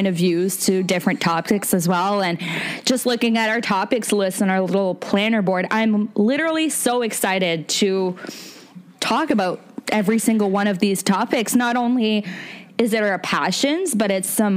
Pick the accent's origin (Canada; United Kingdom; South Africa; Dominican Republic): Canada; Fredericton, New Brunswick; also born or lived in Moncton, New Brunswick; So I'm originally from Fredericton, New Brunswick. It's the capital of the province. And I did all my schooling there.